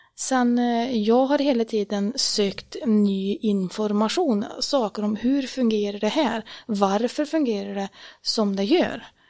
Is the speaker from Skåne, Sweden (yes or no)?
no; Årjäng, Värmland, Sweden; jag är uppvuxen i Värmlandsskogarna, eller egentligen inte i skogen så som jag bor idag, utan jag bodde faktiskt i ett samhälle, ett mindre ort som heter Åring